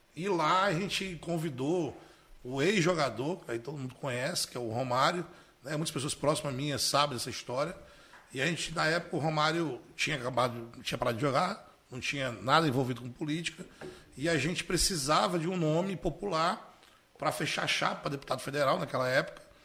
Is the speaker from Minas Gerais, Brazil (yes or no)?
no; Paraíba, Brazil; also born or lived in Alagoa Grande, Paraíba / Pará / Amazonas / Campina Grande; Com nove anos eu fui realmente morar na Paraíba, né? O paraibano voltou